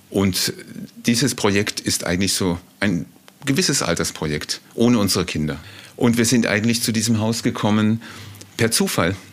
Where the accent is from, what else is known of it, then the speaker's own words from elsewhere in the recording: Southern Germany, Germany; Ja, ich habe einen langen Weg hinter mir. Ich bin aus Süddeutschland, habe dort auch meine erste Familie.